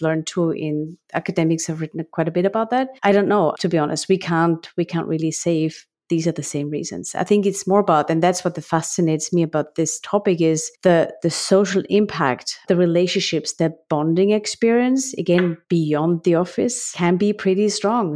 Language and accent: English; Graz, Styria, Austria; accent: Austrian; English is a second language; now in United States; The accent that you all, uh, discover is because I'm from Austria, living in the U S.